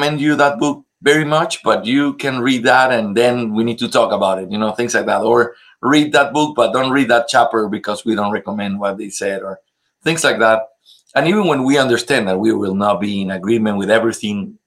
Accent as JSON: {"language": "English", "country": "Ecuador", "said": "I'm from Ecuador"}